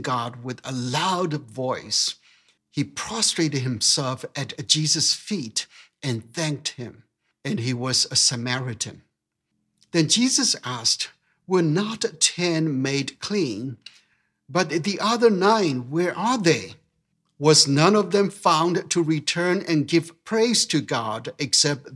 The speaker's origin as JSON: {"language": "English", "country": "Myanmar", "tie": "born or raised there", "moved": "yes", "said": "growing up in Burma"}